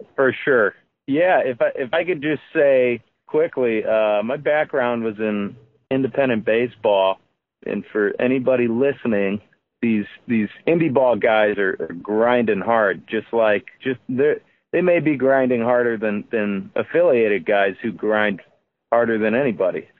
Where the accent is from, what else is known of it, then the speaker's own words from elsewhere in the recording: South Holland, Illinois, United States; now in St. John, Indiana, United States; I'm in I'm in St. John, Indiana, um, and I grew up in South Holland, Illinois